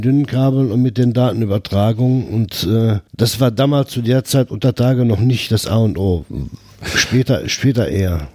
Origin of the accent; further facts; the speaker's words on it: Herten, North Rhine-Westphalia, Germany; Ich bin äh, 1952 hier in Herten geboren